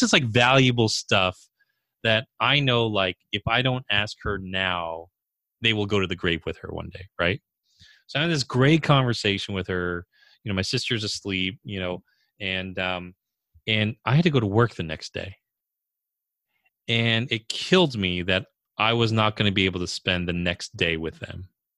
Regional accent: California, United States; You know, I'm Korean. And so I was born in California, but I was, you know, Korean American. And despite growing up here, you know, in the U.S., this is my home

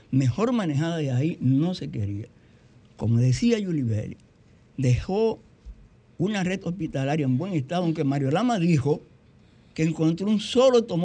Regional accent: Tamayo, Bahoruco, Dominican Republic; yo soy de Tamayo, mi segunda ciudad.

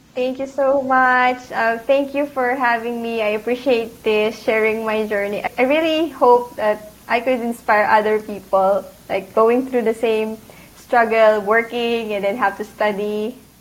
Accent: Isabela, Cagayan Valley, Philippines; English is a second language; moved away as an adult; also born or lived in Manila, Philippines; now in Chicago, United States; I actually grew up in uh, Isabela, Philippines, but I when I, I studied and worked at Manila

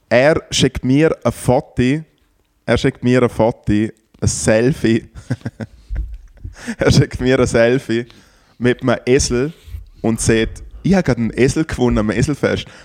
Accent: Liechtenstein; Für mich als äh, Liechtensteiner, wo ja Demokratie herrscht

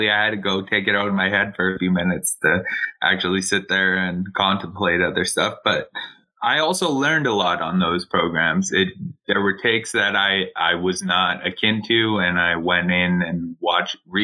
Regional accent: Canada; now in Edmonton, Canada; As a Canadian

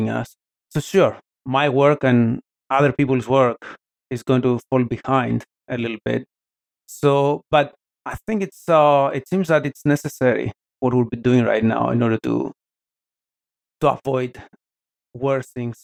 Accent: Athens, Attica, Greece; moved away as an adult; also born or lived in Portland, Oregon; now in Pittsburgh, United States; born and raised in Athens, Greece

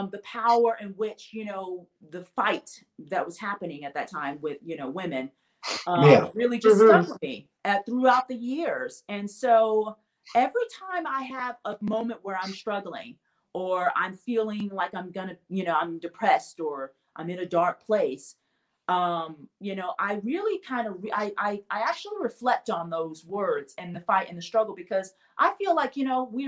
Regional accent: Memphis, Tennessee, United States; I grew up in Memphis, Tennessee

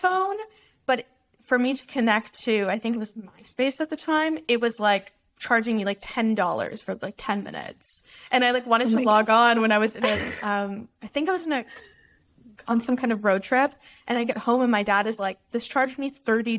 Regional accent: Dallas, Texas, United States; I grew up in Dallas

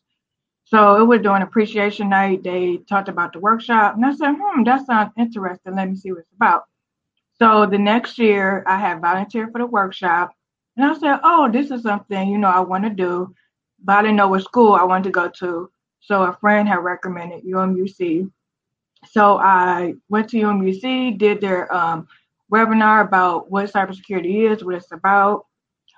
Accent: Cleveland, Ohio, United States; moved away as an adult; also born or lived in Southern Maryland; now in Ashburn, United States; I'm originally from Cleveland, Ohio

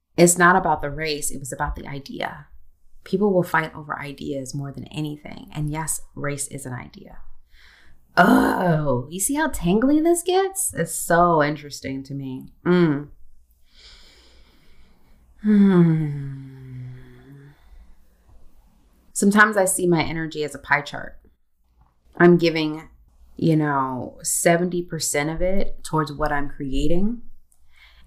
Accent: United States; I'm also American

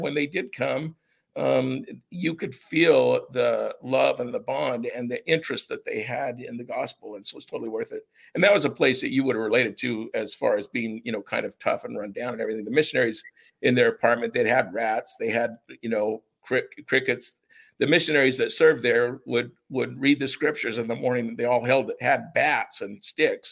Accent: United States; also born or lived in Japan; as an American

